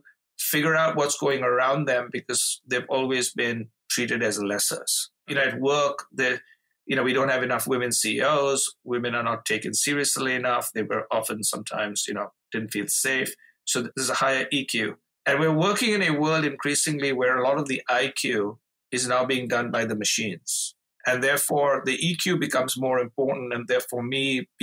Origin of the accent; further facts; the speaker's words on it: India; moved away as an adult; now in Chicago, United States; growing up in India to my parents who were voracious readers